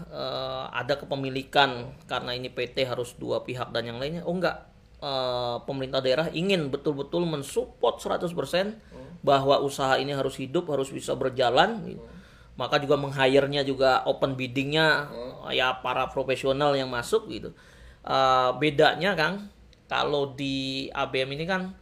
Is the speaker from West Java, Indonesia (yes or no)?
no; Banten, Indonesia; saya putra Banten lahir di Banten